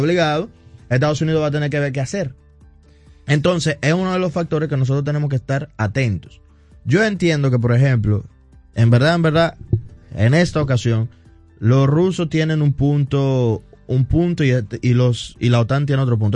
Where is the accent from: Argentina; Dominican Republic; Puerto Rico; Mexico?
Dominican Republic; nosotros como dominicanos